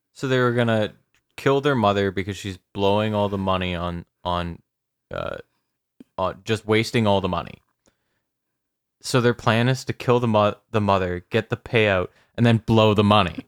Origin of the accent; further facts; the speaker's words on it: Canada; I'm Canadian, I swear to God, I'm Canadian